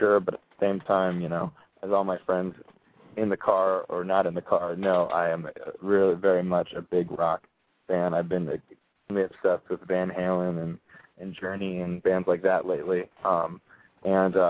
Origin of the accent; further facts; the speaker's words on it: San Diego, California, United States; moved away; I'm from San Diego. I had a band there that was doing really well. We started in high school